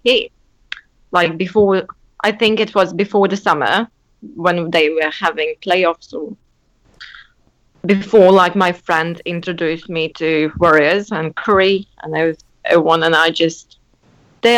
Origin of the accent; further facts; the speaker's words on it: Latvia; I'm from Latvia